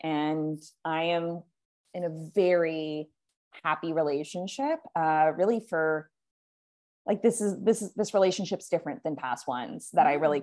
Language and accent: English; California, United States; moved away as an adult; now in Puerto Vallarta, Mexico; I live in Puerto Vallarta, Mexico. I used I grew up in California. I have spent the last three years in Mexico